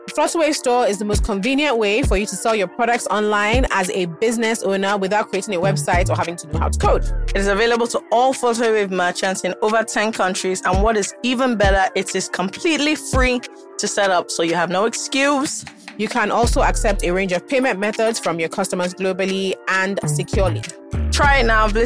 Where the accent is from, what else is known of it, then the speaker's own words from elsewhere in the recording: Nigeria; being Nigerian is so bizarre.